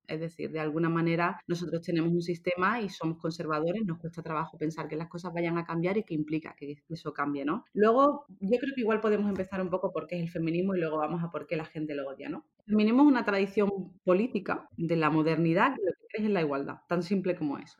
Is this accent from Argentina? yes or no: no; Seville, Andalusia, Spain; also born or lived in London; now in Málaga, Spain; yo soy de España, soy española, no soy malagueña, aunque vivo ahora en Málaga, soy de Sevilla